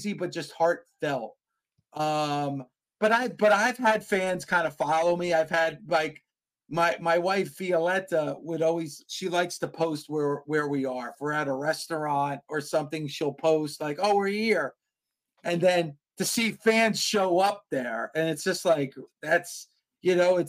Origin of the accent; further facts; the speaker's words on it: New Jersey, United States; I'm from New Jersey